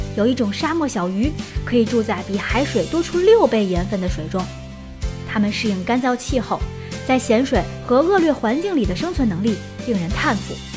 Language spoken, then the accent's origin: Chinese; China; 我们中国人